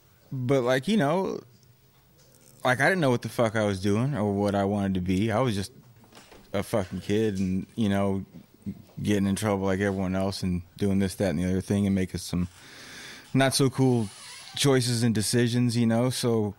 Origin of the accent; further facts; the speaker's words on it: Fresno, California, United States; Well, I mean, you growing up in Fresno, California.